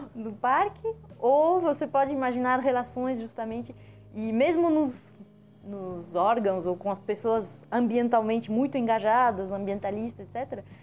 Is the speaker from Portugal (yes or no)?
no; France; now in Brazil; quando eu cheguei no Brasil, que eu sou francesa